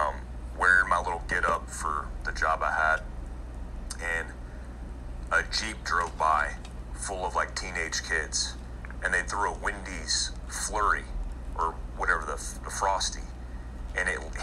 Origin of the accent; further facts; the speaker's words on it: Daytona Beach, Florida, United States; also born or lived in Germany; I grew up in Daytona Beach, Florida, for the most part, and I say for the most part because I was all over the place. I lived my first 4 years in life in Germany